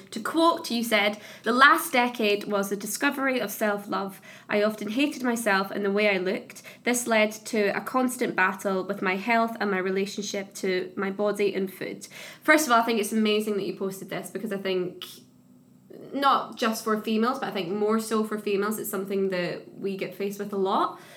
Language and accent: English; Scotland, United Kingdom; like little towns where I grew up in Scotland